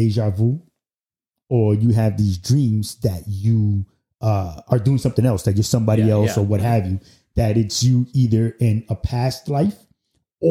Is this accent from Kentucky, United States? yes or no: no; New York City, New York, United States; I'm still from Brooklyn